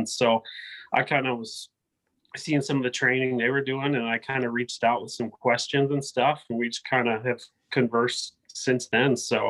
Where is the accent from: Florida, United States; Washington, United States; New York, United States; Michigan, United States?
Michigan, United States; We're from Michigan